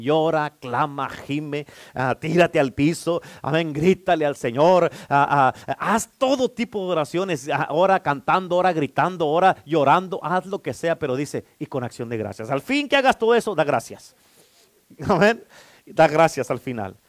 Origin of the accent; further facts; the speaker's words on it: Durango, Mexico; moved away; como soy de Durango, pues vamos a la iglesia